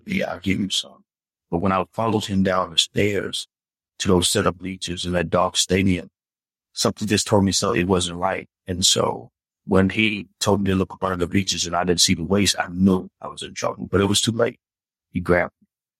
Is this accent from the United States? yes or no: yes; Memphis, Tennessee, United States; now in Atlanta, United States; I'm a Southern boy. I grew up in Memphis, Tennessee.